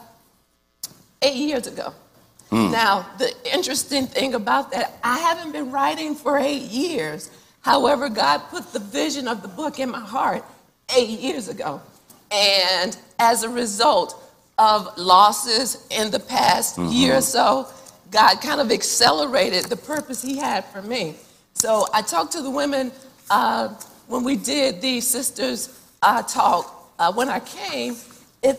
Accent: North Carolina, United States; also born or lived in Missouri; But I moved back to Charlotte. Of course, we're from North Carolina. Moved back to Charlotte from the University of Missouri

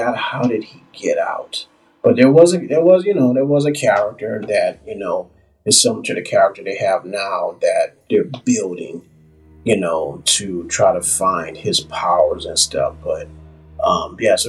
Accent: New Orleans, Louisiana, United States; New Orleans, of all places, which is my hometown

